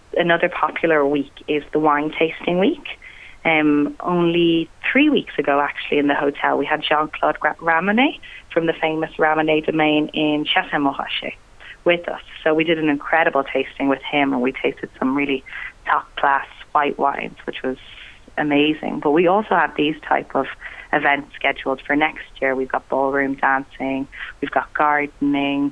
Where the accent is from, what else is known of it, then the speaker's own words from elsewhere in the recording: Rosslare, Leinster, Ireland; I grew up in Rosslare, the hotel.